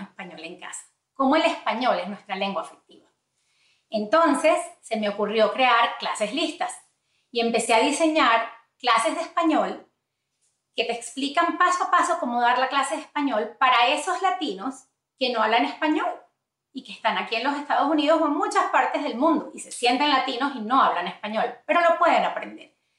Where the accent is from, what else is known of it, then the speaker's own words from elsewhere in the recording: Venezuela; first language Spanish; now in United States; de ahí venimos nosotros de Venezuela